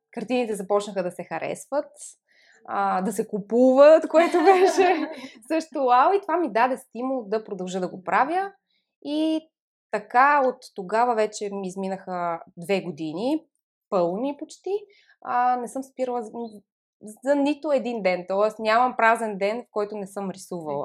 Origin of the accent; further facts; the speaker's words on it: Montana, Montana Province, Bulgaria; аз съм родом от Монтана